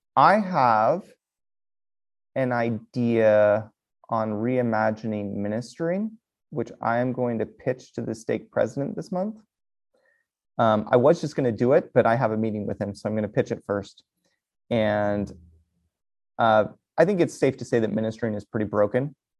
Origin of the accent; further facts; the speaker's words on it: United States; as American Latter-day Saints